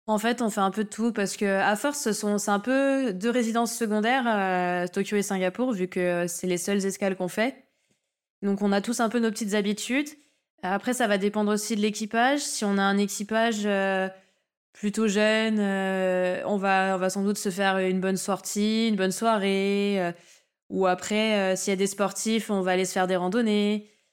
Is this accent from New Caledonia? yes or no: yes; New Caledonia; je suis calédonienne